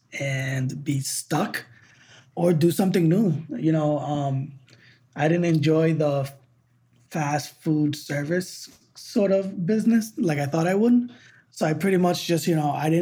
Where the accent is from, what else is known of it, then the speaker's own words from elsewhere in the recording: Boston, Massachusetts, United States; moved away as an adult; I'm from New England, from the Boston area